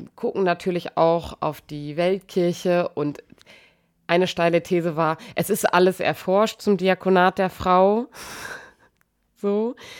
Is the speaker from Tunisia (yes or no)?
no; Germany; bei uns in Deutschland